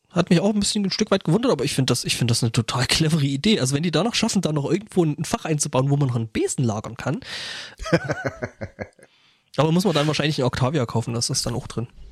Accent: Germany; bei uns in Deutschland

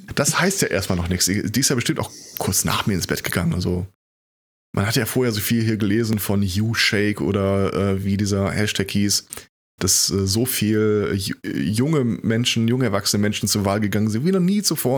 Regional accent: Germany; bei uns in Deutschland

